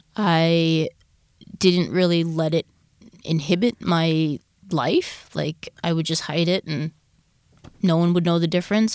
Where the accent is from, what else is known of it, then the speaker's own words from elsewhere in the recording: Long Island, New York, United States; I grew up in Long Island, New York